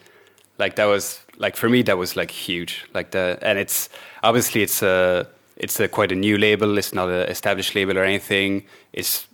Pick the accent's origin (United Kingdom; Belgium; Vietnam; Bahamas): Belgium; now in Ireland; I'm from Belgium, but I live in Ireland at the moment.